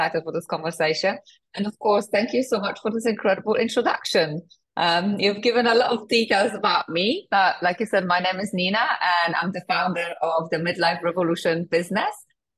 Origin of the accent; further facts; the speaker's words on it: Poland; moved away; also born or lived in United Kingdom; I'm originally from Poland. I came to the UK 19 years ago